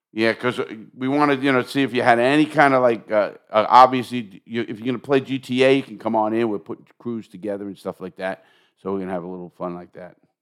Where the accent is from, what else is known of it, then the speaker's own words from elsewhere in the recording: New York, United States; I'm from New York